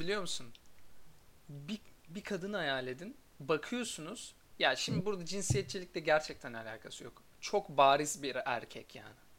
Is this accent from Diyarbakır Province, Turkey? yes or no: no; Erzurum, Turkey; Ben de Erzurumluyum